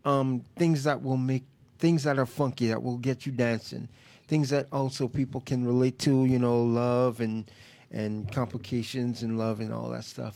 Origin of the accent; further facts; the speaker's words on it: New York City, New York, United States; born in Brooklyn, born and raised in Brooklyn